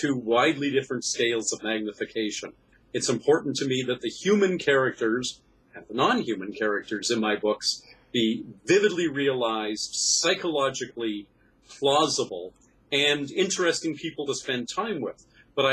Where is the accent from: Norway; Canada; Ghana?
Canada; I'm a Canadian science fiction writer